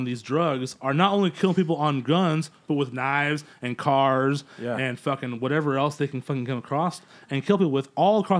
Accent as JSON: {"language": "English", "town": "Yucaipa", "region": "California", "country": "United States", "tie": "born or raised there", "said": "growing up in Yucaipa, growing up in a so-called rural environment"}